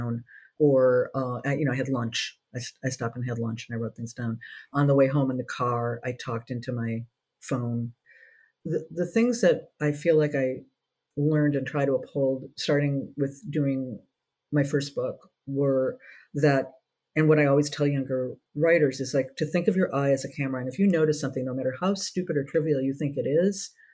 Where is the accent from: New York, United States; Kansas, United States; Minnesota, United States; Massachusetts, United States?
Minnesota, United States; moved away as an adult; I'm from Minnesota